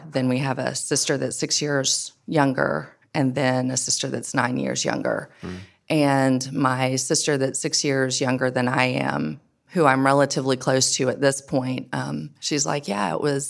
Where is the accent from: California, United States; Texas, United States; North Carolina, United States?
North Carolina, United States; Edenton; I grew up in Edenton, North Carolina, just literally down the road from here.